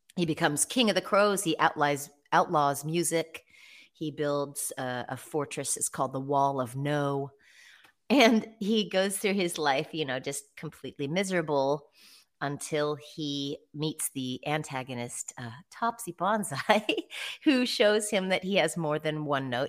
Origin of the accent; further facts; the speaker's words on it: Eugene, Oregon, United States; my hometown of Eugene, Oregon